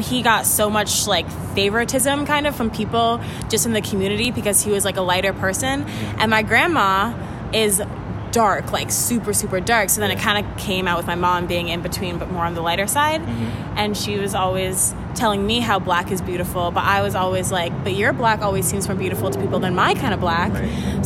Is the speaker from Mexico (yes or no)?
no; Jamaica; I'm Jamaican